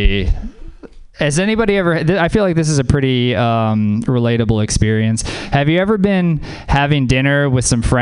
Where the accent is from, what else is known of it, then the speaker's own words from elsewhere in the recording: Louisiana, United States; moved away; I'm from Louisiana. Yeah, man. Growing up in Louisiana